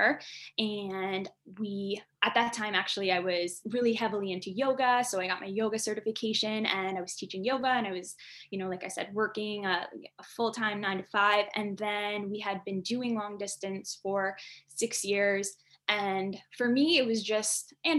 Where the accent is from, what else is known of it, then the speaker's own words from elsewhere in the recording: Windsor, Ontario, Canada; moved away as an adult; also born or lived in North Carolina / Riga, Latvia / Augsburg, Germany / Cologne, Germany; now in Frederikshavn, Denmark; I'm Canadian, so I grew up in southern Ontario in Windsor, in a small town actually outside of Windsor